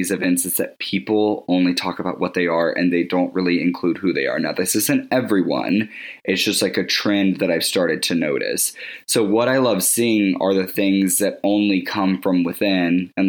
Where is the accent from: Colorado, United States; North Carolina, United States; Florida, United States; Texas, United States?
North Carolina, United States; Winston-Salem; I was born and raised in Winston-Salem, North Carolina, so I have Southern roots that really speak to my nurturing and introverted character.